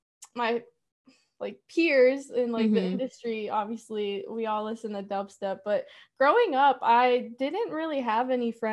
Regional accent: Maryland, United States; I'm from Maryland.

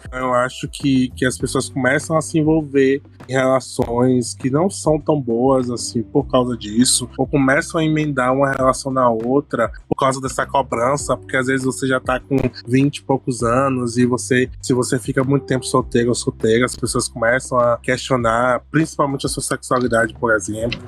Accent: Bahia, Brazil; eu sou baiano

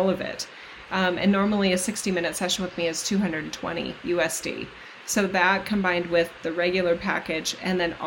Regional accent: United States; as an American

